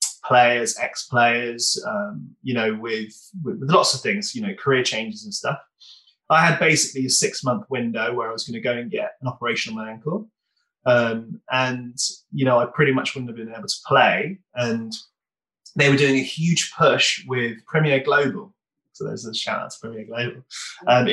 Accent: Tavistock, South West England, United Kingdom; now in London, United Kingdom; I grew up in Tavistock.

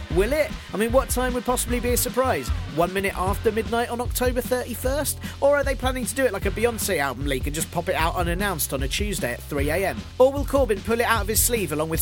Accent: United Kingdom; we as British people

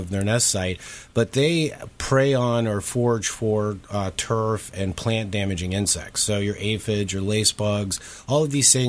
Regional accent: Florida, United States; I grew up in Florida

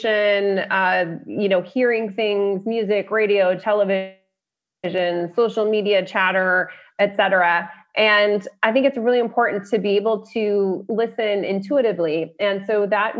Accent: Colorado, United States; also born or lived in Las Vegas / California; I'm from Colorado, so there are a lot of those kinds of roads in Colorado.

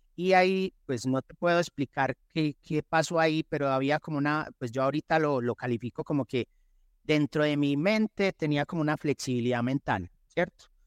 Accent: Medellín, Antioquia, Colombia; also born or lived in Envigado; soy de Medellín, eh, tengo 47 años

